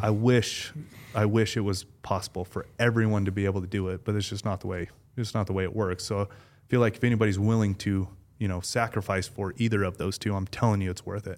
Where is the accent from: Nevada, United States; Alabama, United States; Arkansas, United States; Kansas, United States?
Nevada, United States; Las Vegas; I was born and raised in Vegas